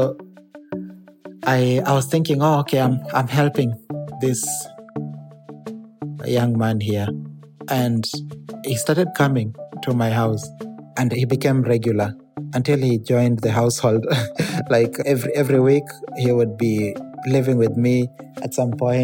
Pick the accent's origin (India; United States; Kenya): Kenya; now in Manila, Philippines; I'm Kenyan